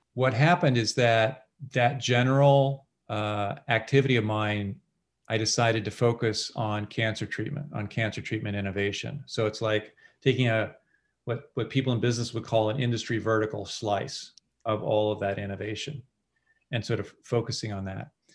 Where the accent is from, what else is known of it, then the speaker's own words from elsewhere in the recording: California, United States; I grew up in California